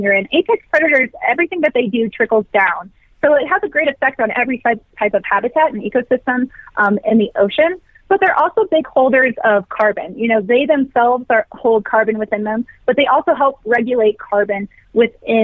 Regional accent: Virginia, United States; now in Colorado, United States; I grew up in Virginia

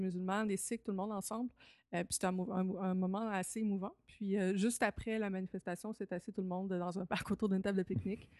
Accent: Lévis, Quebec, Canada; moved away; à Lévis, Québec, là, entre 5 et 18 ans

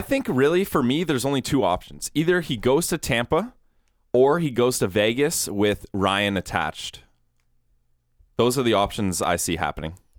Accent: Guelph, Ontario, Canada; I'm from Guelph

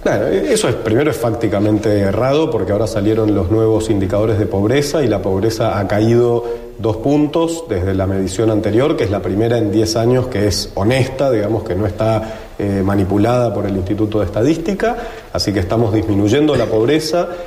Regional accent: Argentina; los argentinos y los latinoamericanos estamos preparados

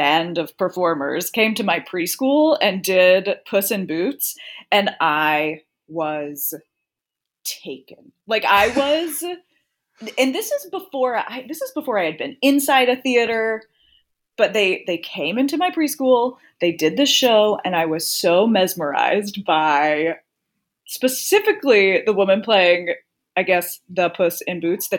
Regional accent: the South, United States; And I'm from the South. So, you know, I don't know, there wasn't a lot of theater around.

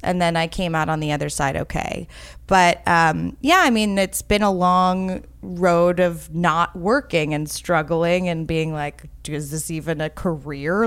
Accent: New York City, New York, United States; I grew up in New York City

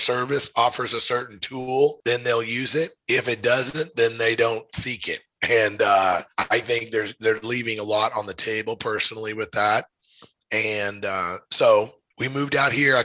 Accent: Missouri, United States; moved away as an adult; now in Missoula, United States; I'm from Missouri originally. I now live in Missoula, Montana, and I moved out here

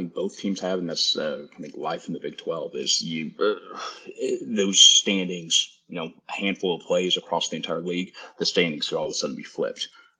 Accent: Lubbock, Texas, United States; You know, born and raised in Lubbock, and you know, of any team that I hate to lose

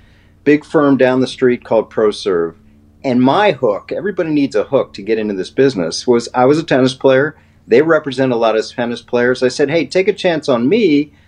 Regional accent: Washington, District of Columbia, United States; Yeah, Pat, I was a tennis player growing up in Washington, D.C., and went across country to Stanford.

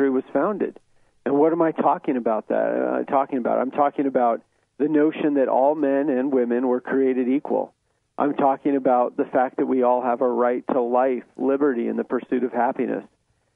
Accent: Utah, United States; I was born in Utah.

